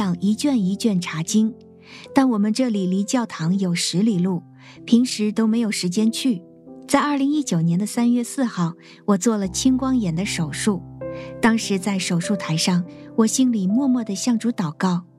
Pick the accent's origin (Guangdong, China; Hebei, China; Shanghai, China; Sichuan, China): Hebei, China; 我来自河北，生长在农村，家里是聚会点，信徒约有二十几个人。